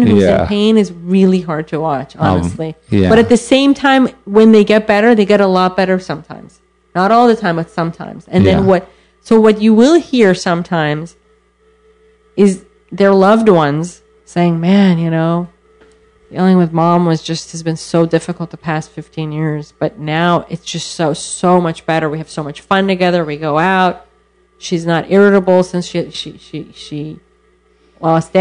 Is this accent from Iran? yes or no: yes; Iran; born or raised there; now in United States